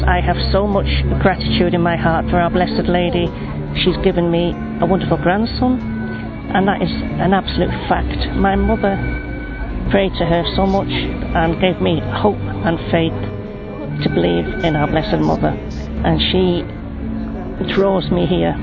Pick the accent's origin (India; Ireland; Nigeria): Ireland; I'm from Ireland.